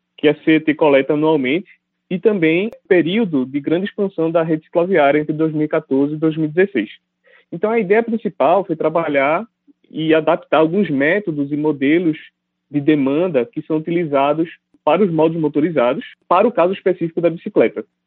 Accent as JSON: {"language": "Portuguese", "town": "Recife", "region": "Pernambuco", "country": "Brazil", "tie": "born or raised there", "moved": "as an adult", "lives_now": "São Paulo, Brazil", "said": "eu sou natural de Recife, Pernambuco"}